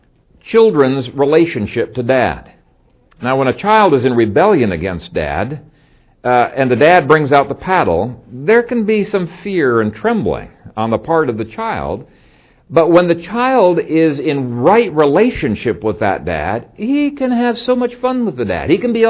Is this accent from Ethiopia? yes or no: yes; Ethiopia; When I grew up in Ethiopia, my dad and I had between 17 and 20 beehives.